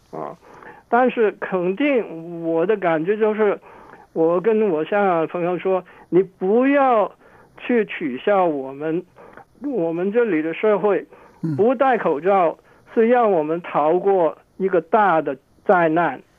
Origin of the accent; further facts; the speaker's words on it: Hong Kong; now in Canada; 我从香港来